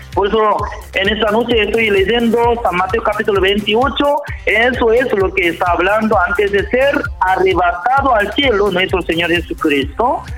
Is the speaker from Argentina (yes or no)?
no; South Korea; Spanish is a second language; moved away as an adult; also born or lived in Jamaica / Central America / South America; now in Santiago, Chile; siendo como extranjero, siendo coreano